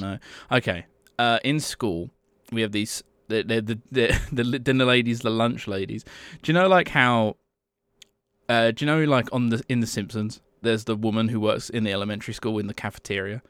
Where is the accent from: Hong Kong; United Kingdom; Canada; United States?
United Kingdom; England; I'm from England.